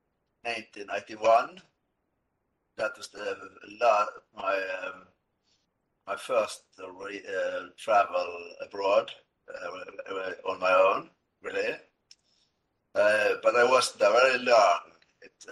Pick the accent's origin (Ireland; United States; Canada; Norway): Norway; Askøy, Vestland; I grew up here in Askøy, outside Bergen, in western Norway, and I pretty much stay here